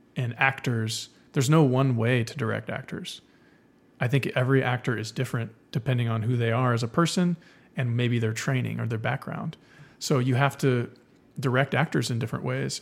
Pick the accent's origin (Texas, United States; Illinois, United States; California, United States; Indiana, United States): Texas, United States; South; I grew up in South Texas and then went to University of Texas Film School.